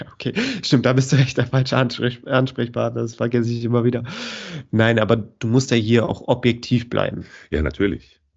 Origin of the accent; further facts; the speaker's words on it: Cologne, North Rhine-Westphalia, Germany; ich als Kölner mit vielen FC-Fans um mich herum